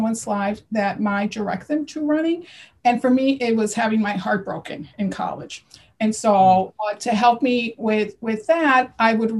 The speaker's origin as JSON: {"language": "English", "region": "Connecticut", "country": "United States", "moved": "yes", "lives_now": "New Jersey, United States", "said": "I live in New Jersey, and I'm originally from Connecticut"}